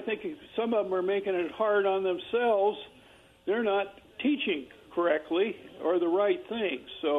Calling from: Kennewick, Washington, United States; This is … from Kennewick

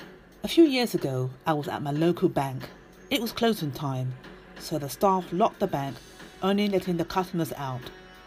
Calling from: London, United Kingdom; from London, UK

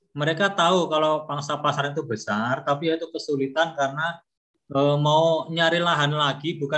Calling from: Malang, East Java, Indonesia; Saya dari Kota Malang.

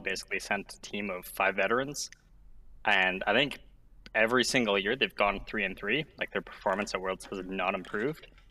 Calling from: Ontario, Canada; I'm calling from Ontario, Canada

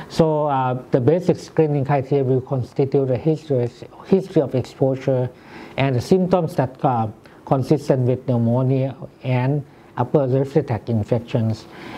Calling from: Thailand; good morning. I'm speaking from Thailand.

